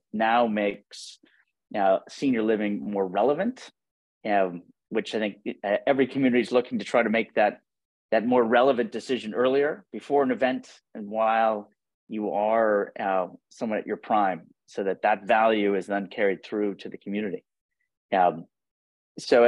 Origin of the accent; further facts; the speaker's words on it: Buffalo, New York, United States; I'm from Buffalo, New York.